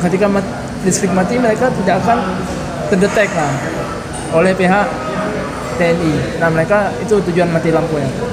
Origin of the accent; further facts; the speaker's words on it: Aceh, Indonesia; moved away; Aku tuh ngaji, ngaji. Jadi kan seperti masyarakat Aceh umumnya